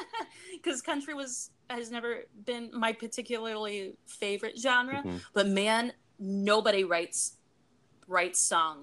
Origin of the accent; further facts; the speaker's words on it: Pittsburgh, Pennsylvania, United States; the music that I grew up around in Pittsburgh, you know, going to the Keynote Cafe at 14 years old